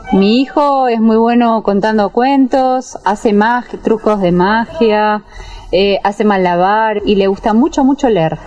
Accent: Buenos Aires, Argentina; moved away as an adult; now in Santander, Colombia; soy de Buenos Aires, Argentina

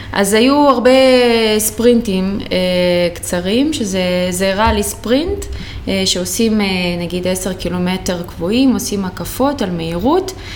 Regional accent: Rehovot, Central District, Israel; אני מרחובות

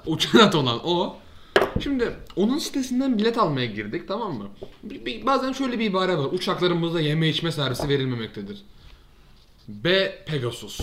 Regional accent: Turkey

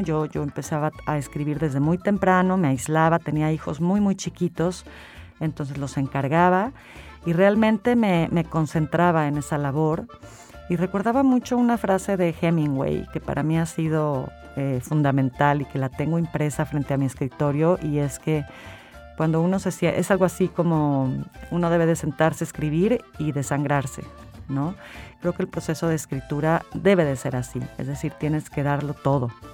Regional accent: San Luis Potosí, Mexico; moved away as an adult; also born or lived in Mexico City; yo me fui muy joven de San Luis, me fui como a los, sí, a los 18 me fui, me fui a Ciudad de México

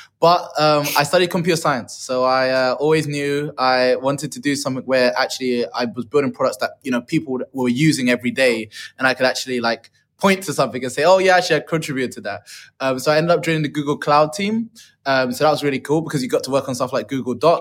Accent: London, United Kingdom; moved away as an adult; also born or lived in Dublin; now in Dubai, United Arab Emirates; I am a Londoner through and through

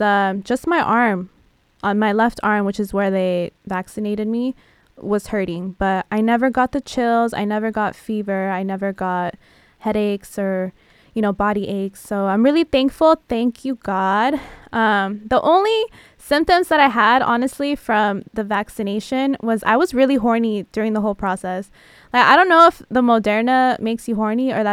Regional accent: San Diego, California, United States; now in Los Angeles, United States; I'm from San Diego

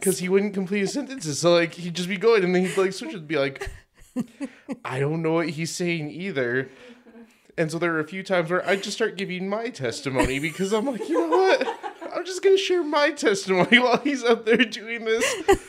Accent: Denver, Colorado, United States; now in Utah, United States; From Denver originally

